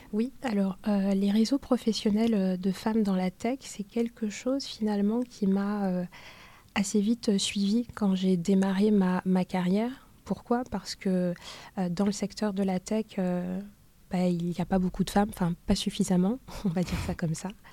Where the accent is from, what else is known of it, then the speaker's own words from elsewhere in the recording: Douala, Littoral, Cameroon; je suis née à Douala.